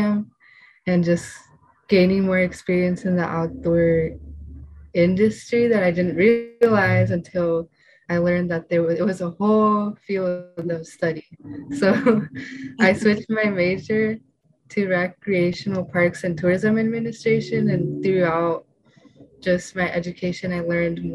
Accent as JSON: {"language": "English", "town": "Fort Bragg", "region": "California", "country": "United States", "tie": "born or raised there", "first_language": "Spanish", "second_language": "English", "said": "I grew up in Fort Bragg, going to the beach"}